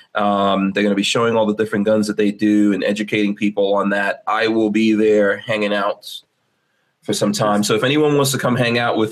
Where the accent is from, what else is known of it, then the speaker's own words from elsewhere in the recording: New York City, New York, United States; moved away; I grew up in New York City, man. I had to walk everywhere.